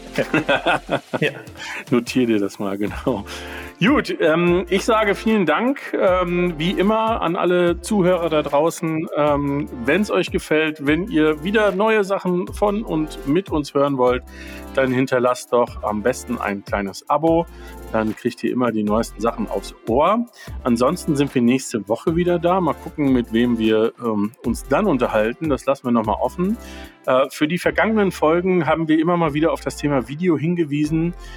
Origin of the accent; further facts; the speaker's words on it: Germany; bei uns in Deutschland